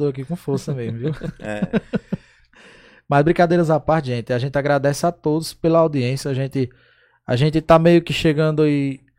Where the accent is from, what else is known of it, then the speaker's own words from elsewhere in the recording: Brazil; a gente, como brasileiro